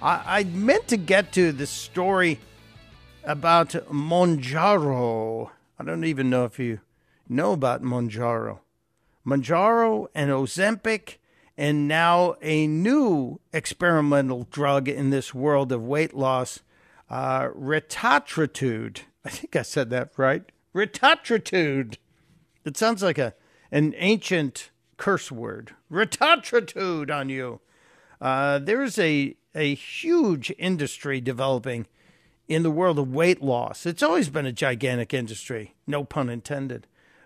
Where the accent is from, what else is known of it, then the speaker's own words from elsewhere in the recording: Chicago, Illinois, United States; Growing up on the South Side, we had an alley where all the deliveries and garbage were.